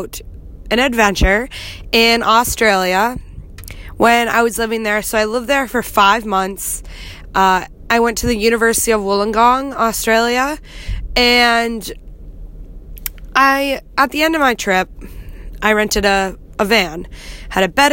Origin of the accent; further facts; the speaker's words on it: United States; from America